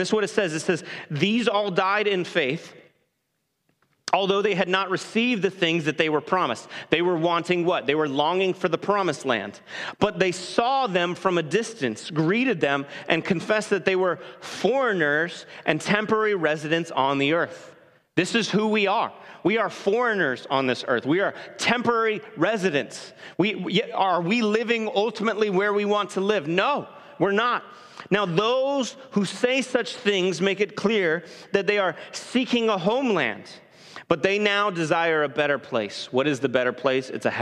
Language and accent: English; Bay Area, California, United States; moved away as an adult; now in Gresham, United States; I'm from the Bay Area, California